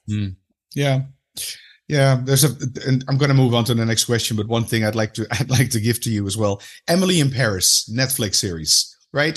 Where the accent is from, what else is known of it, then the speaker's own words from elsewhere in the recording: Amsterdam, North Holland, Netherlands; I'm from Amsterdam.